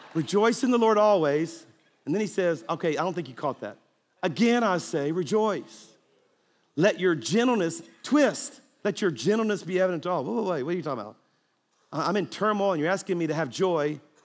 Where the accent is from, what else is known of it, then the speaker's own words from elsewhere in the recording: South Louisiana, United States; moved away; I'm actually from South Louisiana, which means I'm a Cajun.